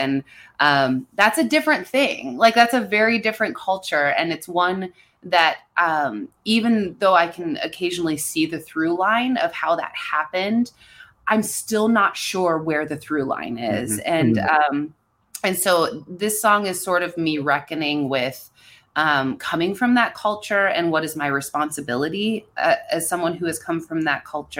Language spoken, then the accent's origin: English; Pennsylvania, United States; I grew up in a place where, you know, guns were a very normal part of growing up.